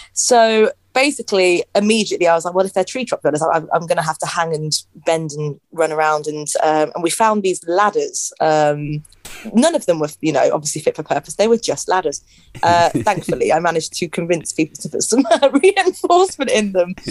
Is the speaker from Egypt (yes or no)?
no; Northampton, East Midlands, United Kingdom; I'm from Northampton